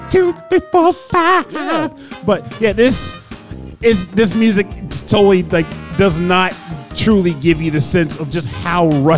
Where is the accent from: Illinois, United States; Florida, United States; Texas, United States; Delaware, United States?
Delaware, United States; born there; I was born in Delaware and that my favorite food is catfish